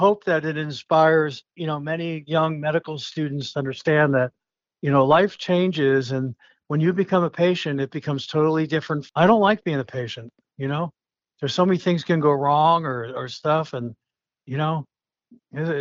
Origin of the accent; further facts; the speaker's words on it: Allentown, Pennsylvania, United States; growing up in Allentown, PA